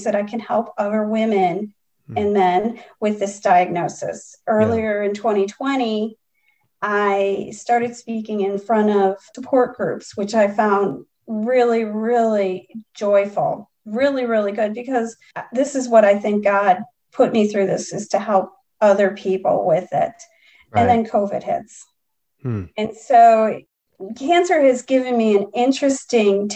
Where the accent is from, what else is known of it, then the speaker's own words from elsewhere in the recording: Chicago, Illinois, United States; moved away; I'm originally from Chicago